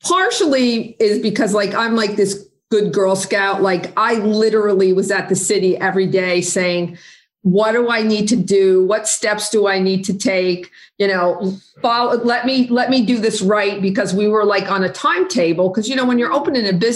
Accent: Dover, New Jersey, United States; now in Asbury Park, United States; I lived in my hometown Dover until I moved down here at 50

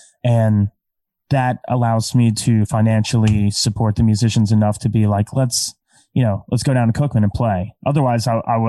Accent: Scotland, United Kingdom; I'm Scottish.

